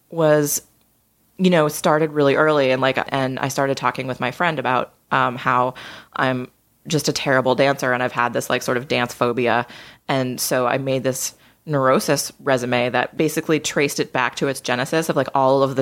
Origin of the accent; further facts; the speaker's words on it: just outside of Boston, Massachusetts, United States; Yeah, I grew up just outside of Boston.